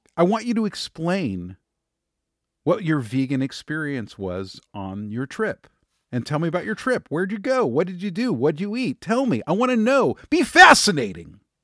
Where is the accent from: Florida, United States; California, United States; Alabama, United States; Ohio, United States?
California, United States; Los Angeles; I was born in Hollywood. I, you know, I, I'm around actors and performers. I mean, I, I grew up in that world